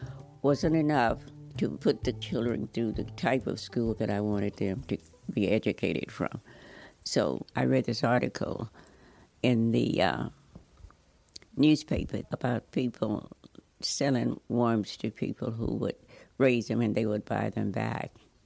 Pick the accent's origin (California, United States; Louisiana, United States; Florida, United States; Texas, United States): Louisiana, United States; I grew up in Louisiana, and I'd had a lot of experience with farm work.